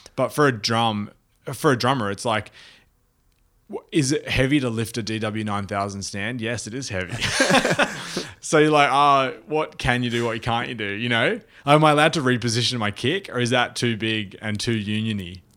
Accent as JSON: {"language": "English", "country": "Australia", "also_born_or_lived": "New York", "said": "as an Australian"}